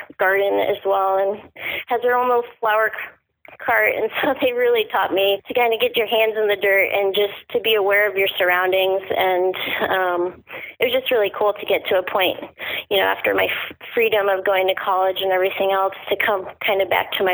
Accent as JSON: {"language": "English", "area": "Cape Cod", "region": "Massachusetts", "country": "United States", "tie": "born or raised there", "also_born_or_lived": "Montreal", "moved": "as an adult", "lives_now": "Oregon, United States", "said": "Cape Cod, Massachusetts, which is where I grew up"}